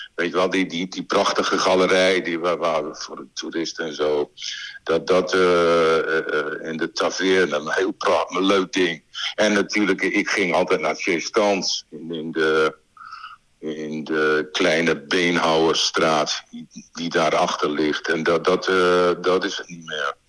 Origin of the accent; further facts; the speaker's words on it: Winschoten, Groningen, Netherlands; moved away as an adult; also born or lived in Brussels; ik kom uit Winschoten